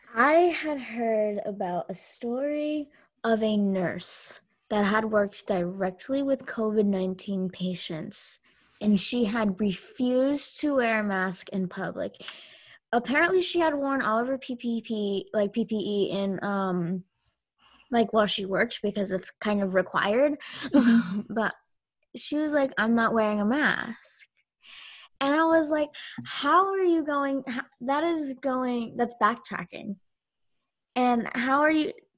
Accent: United States; I grew up in America.

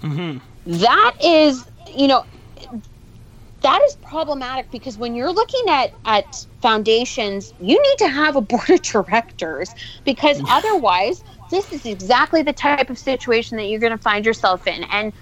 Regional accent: Ottawa, Ontario, Canada; I grew up in Ottawa

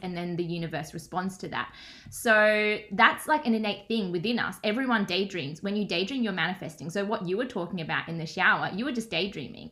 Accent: Melbourne, Victoria, Australia; I'm from Melbourne, Australia

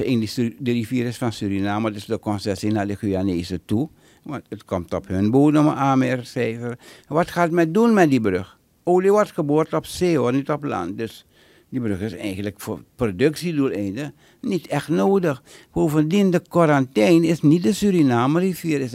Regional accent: Netherlands; Mijn vader had een binding, mijn moeder, maar ik ben geboren en getogen in Nederland.

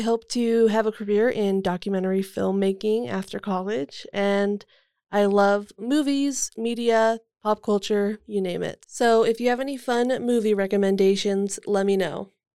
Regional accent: Las Vegas, Nevada, United States; now in Cedar City, United States; I'm originally from Las Vegas, Nevada, but my family has since moved up here to Cedar

